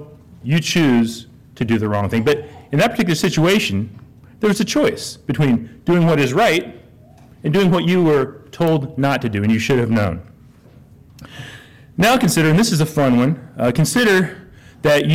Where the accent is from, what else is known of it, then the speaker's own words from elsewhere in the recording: Lawrence, United States; now in La Verne, United States; I grew up in Lawrence